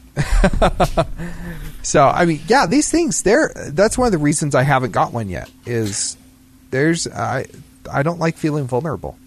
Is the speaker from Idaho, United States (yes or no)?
yes; Idaho, United States; moved away; I'm from Idaho, man.